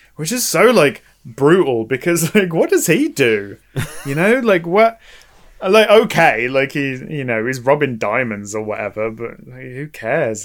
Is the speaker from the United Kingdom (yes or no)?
yes; United Kingdom; us as British people